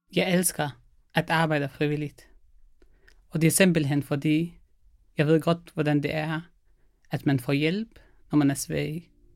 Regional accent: Syria; Danish is a second language; moved away as an adult; now in Denmark; jeg kommer fra Syrien.

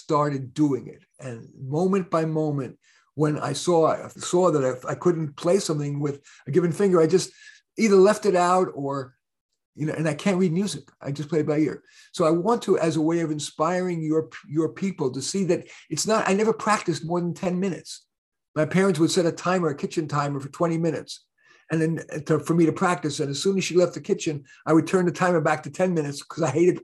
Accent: New York City, New York, United States; also born or lived in Bronx, New York / Berkeley, California; I went to a school in Flushing, Queens, once we moved from the Bronx

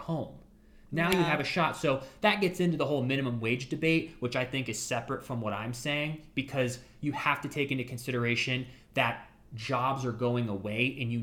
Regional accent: Ashtabula, Ohio, United States; born or raised there

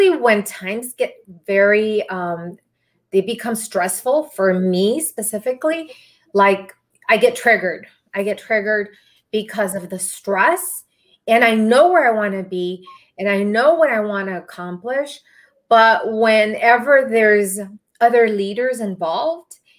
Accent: Texas, United States; also born or lived in Arlington, Texas; I am from Texas, so I'm really close to Dallas. I'm in the Arlington, Texas area.

